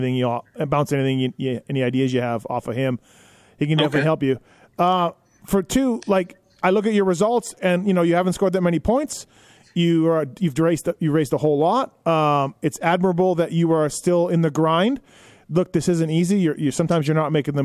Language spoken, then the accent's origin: English; Winnipeg, Manitoba, Canada; I'm from Winnipeg